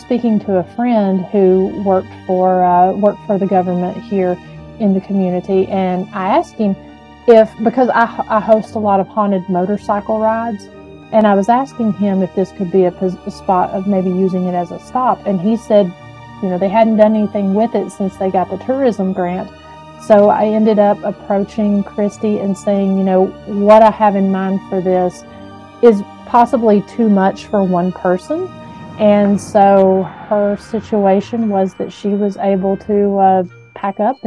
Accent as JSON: {"language": "English", "town": "Huntsville", "region": "Tennessee", "country": "United States", "tie": "born or raised there", "said": "my hometown of Huntsville, Tennessee, and so I was familiar with that jail from early childhood."}